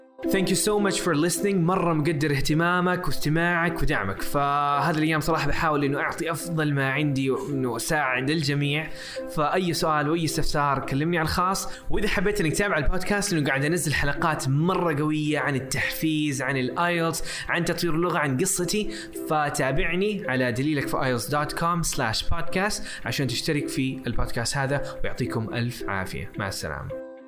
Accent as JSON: {"language": "Arabic", "country": "Saudi Arabia", "said": "إحنا عندنا في السعودية. آه، الجداوي والوكاوي و-, آه، والجنوب"}